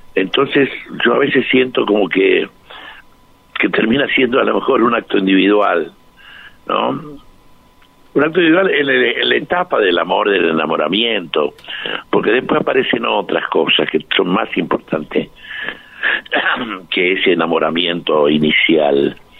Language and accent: Spanish; Argentina; somos argentinos todos